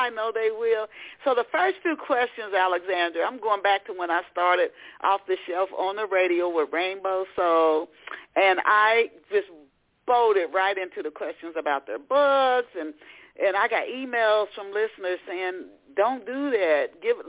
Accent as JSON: {"language": "English", "town": "Knoxville", "region": "Tennessee", "country": "United States", "tie": "born or raised there", "also_born_or_lived": "Dayton, United States", "said": "I can remember when I was a little girl because I was born in Dayton, Ohio, and lived in Knoxville, Tennessee, which is nothing like New York."}